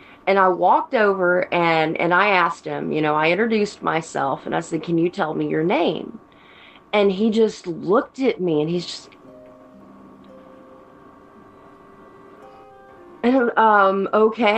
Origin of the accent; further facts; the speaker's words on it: Canton, Georgia, United States; also born or lived in Ball Ground, Georgia; I grew up just north of Atlanta. I grew up in Canton